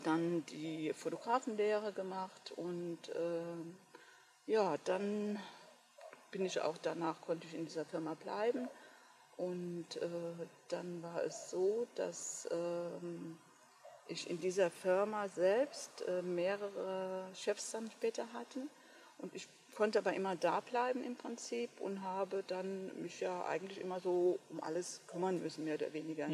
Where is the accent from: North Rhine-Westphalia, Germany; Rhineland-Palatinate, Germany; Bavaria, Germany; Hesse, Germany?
Rhineland-Palatinate, Germany; Westerwald; Ich komme hier von einem ganz kleinen Dorf hier im Westerwald bin die jüngste von vier Kindern.